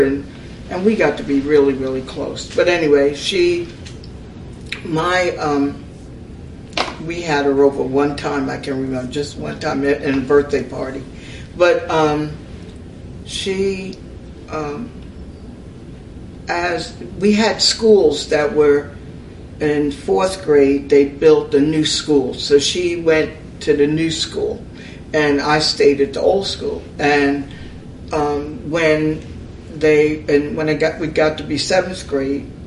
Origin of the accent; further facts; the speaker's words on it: North Amityville, New York, United States; moved away; I was born in New York, raised in North Amityville